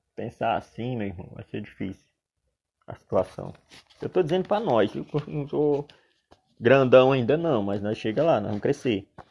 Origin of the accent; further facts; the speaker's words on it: Solânea, Paraíba, Brazil; also born or lived in João Pessoa, Paraíba / São Paulo; sou natural de Solânia, Paraíba